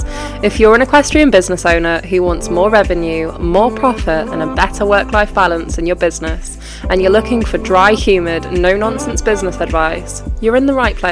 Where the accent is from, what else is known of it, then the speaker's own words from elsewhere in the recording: Yorkshire and the Humber, United Kingdom; I'm from Yorkshire.